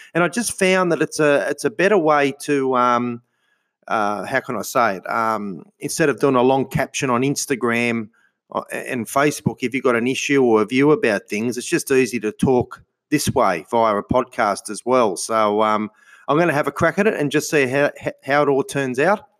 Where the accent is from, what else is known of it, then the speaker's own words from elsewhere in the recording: Sydney, New South Wales, Australia; also born or lived in Albury-Wodonga / Melbourne, Victoria; I was born in Sydney in 1971, and uh, lived in Sydney most of my life.